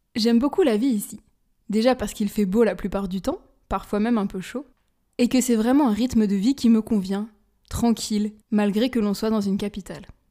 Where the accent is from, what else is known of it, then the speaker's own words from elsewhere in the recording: France; moved away as an adult; also born or lived in Spain / Hamburg, Germany; now in Lisbon, Portugal; en tant que Française